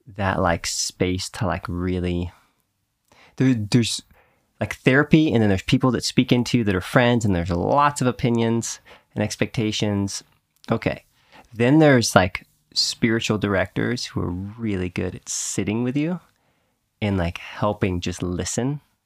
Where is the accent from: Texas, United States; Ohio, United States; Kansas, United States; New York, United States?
Texas, United States; Houston; where I grew up in Texas with the, the way the rainstorms would come through in Houston